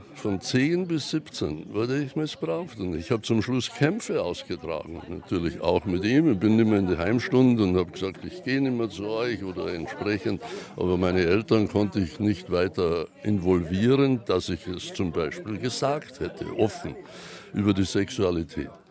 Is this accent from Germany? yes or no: no; Austria